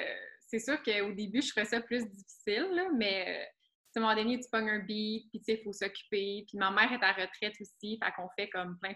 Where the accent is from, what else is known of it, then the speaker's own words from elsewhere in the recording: Saint-Sauveur, Quebec, Canada; also born or lived in Prévost; now in Blainville, Canada; moi, je viens du Nord. J'ai toujours grandi dans le Nord. Prévost, Saint-Sauveur. Dans le fond, mettons, je suis née à Prévost. Puis après, j'ai déménagé euh, à Saint-Sauveur, puis j'ai vraiment grandi là.